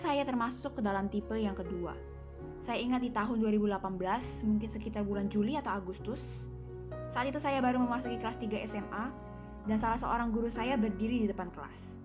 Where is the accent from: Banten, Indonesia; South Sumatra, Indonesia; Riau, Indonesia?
South Sumatra, Indonesia; Palembang; saya lahir di Palembang tujuh belas tahun yang lalu, dan sampai detik ini saya sudah berkuliah semester yang ketiga, dan saya masih setia dengan kotak kelahiran saya ini